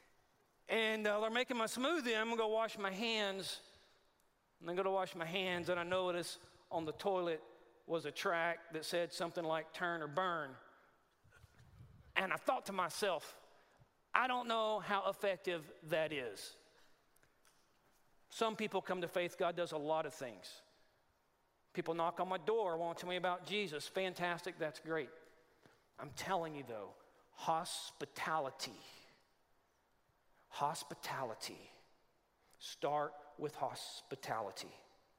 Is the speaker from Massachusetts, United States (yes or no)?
no; Texas, United States; moved away; I'm from Texas. A lot of my people